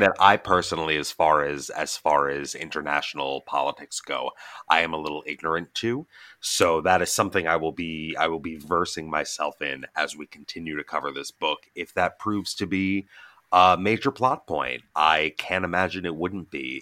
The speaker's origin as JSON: {"language": "English", "country": "United States", "said": "as an American"}